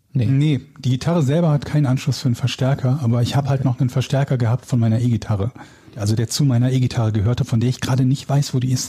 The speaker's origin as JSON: {"language": "German", "town": "Willich", "region": "North Rhine-Westphalia", "country": "Germany", "tie": "born or raised there", "also_born_or_lived": "Hamburg", "moved": "yes", "said": "Der kleine Hund und ich werden bald wieder in Nordrhein-Westfalen wohnen, in meiner alten Heimat, in, äh, in Willig, zwischen Gladbach, Krefeld und Düsseldorf"}